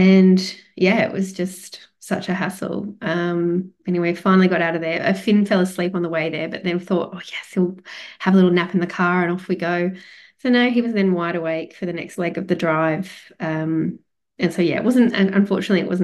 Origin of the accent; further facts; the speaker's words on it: Australia; I am Australian.